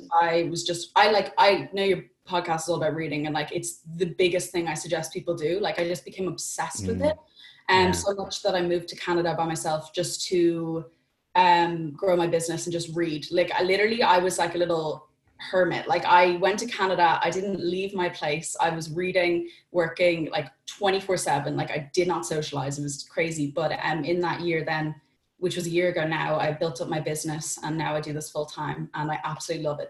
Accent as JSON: {"language": "English", "town": "Dublin", "region": "Leinster", "country": "Ireland", "said": "I'm from Dublin in Ireland"}